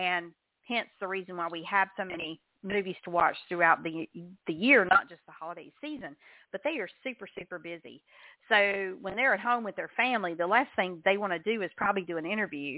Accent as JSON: {"language": "English", "region": "the South", "country": "United States", "said": "I'm from the South"}